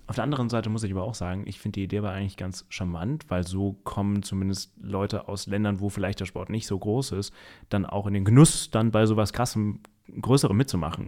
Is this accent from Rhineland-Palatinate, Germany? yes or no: yes; Mainz, Rhineland-Palatinate, Germany; ich komme aus Mainz